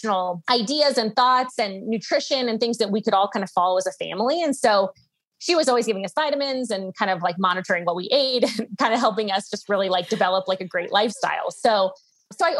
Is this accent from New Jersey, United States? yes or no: no; Atlanta, Georgia, United States; now in Boulder, United States; I grew up in the Southeast